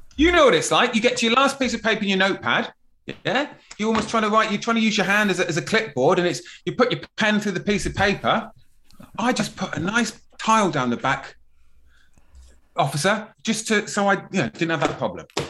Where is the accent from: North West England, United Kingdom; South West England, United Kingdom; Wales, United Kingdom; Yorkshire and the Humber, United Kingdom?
South West England, United Kingdom; Plymouth; I grew up in Plymouth, you know, it's a bit salty down there